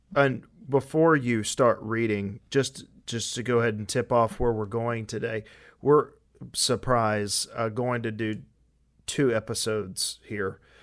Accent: United States; us being American or Western

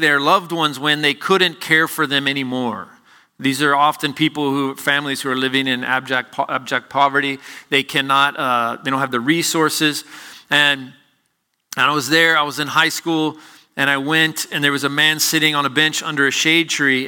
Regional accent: Chattanooga, Tennessee, United States; my hometown of Chattanooga, Tennessee

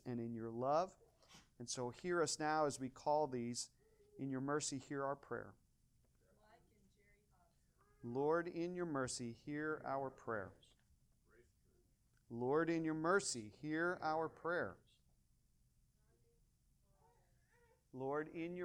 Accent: Washington, Missouri, United States; moved away; My hometown is Washington, Missouri

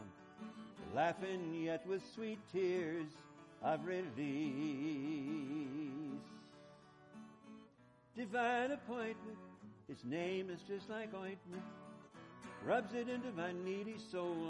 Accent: Boise, Idaho, United States; we hail from Idaho, Boise in particular

